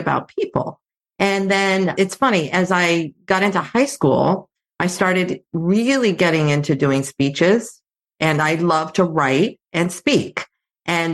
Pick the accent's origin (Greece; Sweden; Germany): Greece; Athens, Attica; I grew up in Athens, Greece. So I grew up in a bilingual household. My mom was Greek. My dad is American